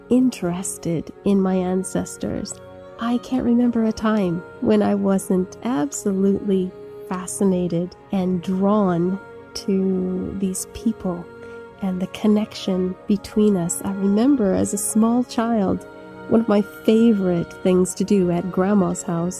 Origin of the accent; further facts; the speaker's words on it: United States; born there; Now, I was born in the United States of America, but it was obvious to me that I was not an indigenous American.